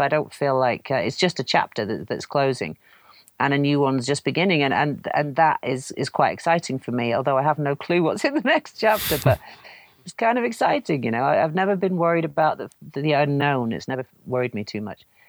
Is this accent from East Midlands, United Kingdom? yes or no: no; North Wales, United Kingdom; also born or lived in Canada; I grew up in Wales